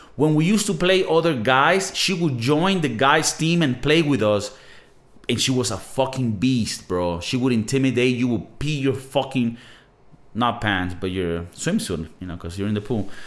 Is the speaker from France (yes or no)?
no; Venezuela; moved away; I'm from Venezuela